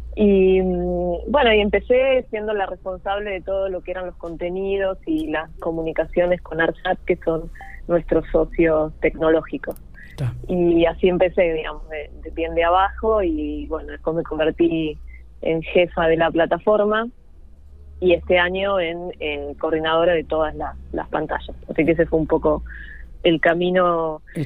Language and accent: Spanish; La Pampa, Argentina; moved away as an adult; now in Buenos Aires, Argentina; yo nunca quise irme de La Pampa